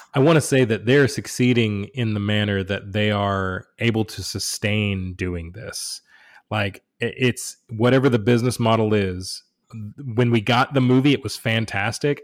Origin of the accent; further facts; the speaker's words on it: United States; first language English; I've lived in America my entire life, I was born here, I, English is my native language